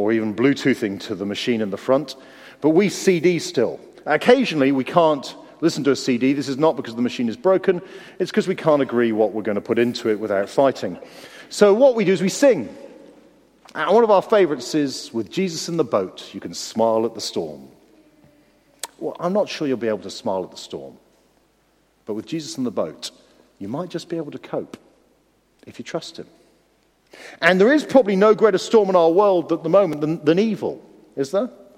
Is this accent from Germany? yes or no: no; United Kingdom; we're British